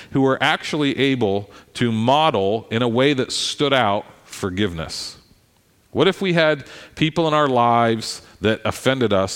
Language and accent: English; Philadelphia, Pennsylvania, United States; I'm a Philadelphian